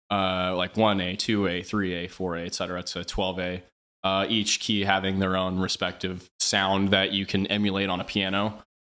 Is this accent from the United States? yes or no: yes; Overland Park, Kansas, United States; I grew up uh, in Overland Park, it's like Johnson County, on the Kansas side